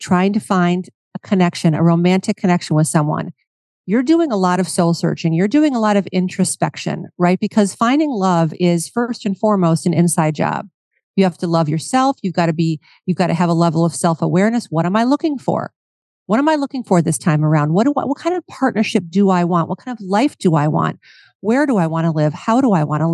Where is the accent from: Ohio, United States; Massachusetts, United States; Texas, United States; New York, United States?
Ohio, United States; Cleveland; moved away; I'm from Cleveland, Ohio, and I love to go home and visit my friends and family at home